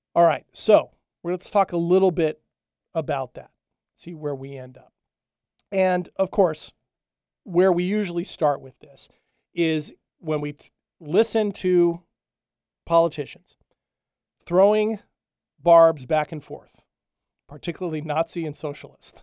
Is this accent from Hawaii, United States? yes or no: yes; Hawaii, United States; moved away; I grew up in Hawaii, or at least the early part of my life. I lived on the Big Island